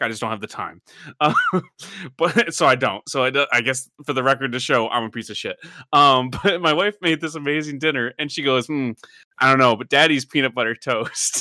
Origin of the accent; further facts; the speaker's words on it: Michigan, United States; growing up in Michigan